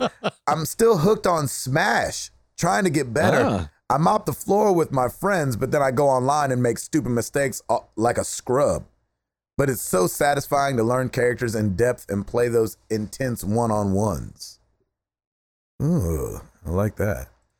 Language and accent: English; West Virginia, United States; I'm from West Virginia. It is set in West Virginia.